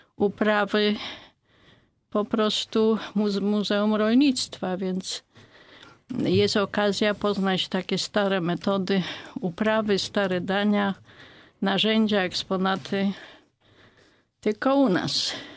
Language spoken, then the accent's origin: Polish; Greater Poland, Poland; u nas w Wielkopolsce mówi się pyra